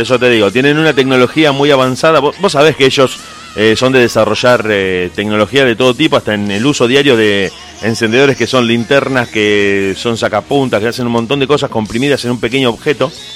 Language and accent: Spanish; Argentina; como argentino